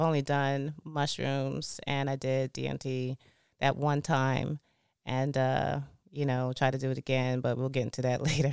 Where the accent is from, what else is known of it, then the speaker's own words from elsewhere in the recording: East Point, Georgia, United States; I grew up in East Point, Georgia. And, um, yeah, I've been there my whole life, born and raised.